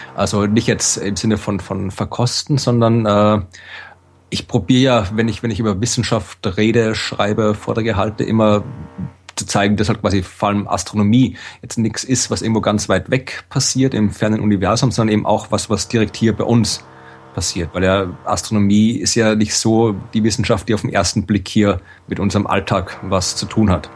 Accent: Austria; als Österreicher

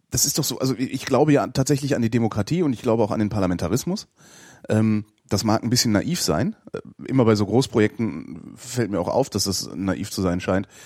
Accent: Lower Saxony, Germany; Ich bin, ich bin ja Niedersachse.

